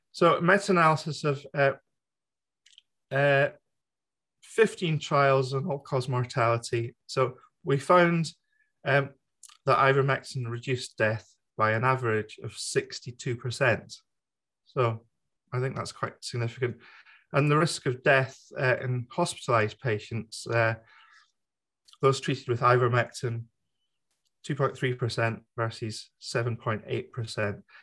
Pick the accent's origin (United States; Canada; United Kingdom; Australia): United Kingdom; myself being the British member of the FLCCC